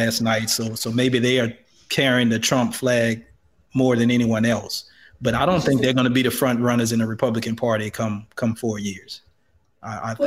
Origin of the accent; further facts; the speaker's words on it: the South, United States; I grew up in the South